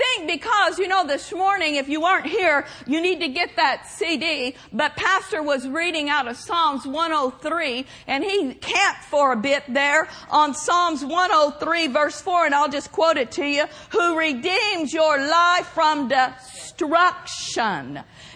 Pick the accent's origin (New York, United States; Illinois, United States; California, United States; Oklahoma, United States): Oklahoma, United States; Pawnee; moved away; I'm from Pawnee, Oklahoma, and I have a lot of relatives that still live there